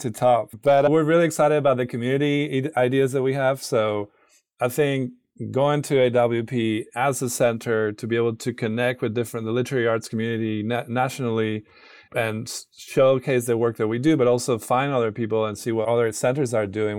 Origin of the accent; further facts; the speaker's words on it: Granada, Andalusia, Spain; moved away as an adult; now in St. Louis, United States; I'm not from St. Louis. I'm originally from Granada, it's a city in the south of Spain